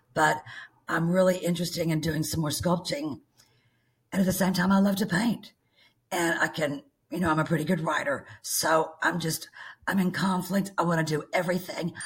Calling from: Bismarck, Arkansas, United States; I'm calling you from Bismarck, Arkansas

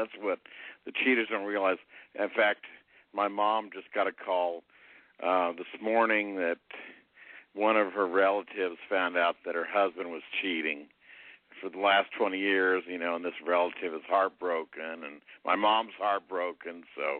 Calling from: Indianapolis, Indiana, United States; in Indianapolis, your old friend.

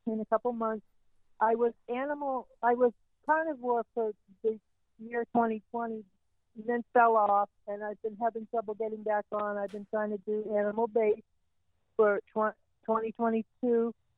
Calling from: New Mexico, United States; I'm calling in from New Mexico, U S

